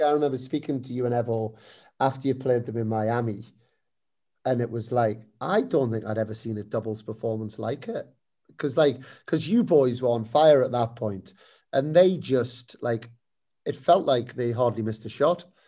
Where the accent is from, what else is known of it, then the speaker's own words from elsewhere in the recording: United Kingdom; as British people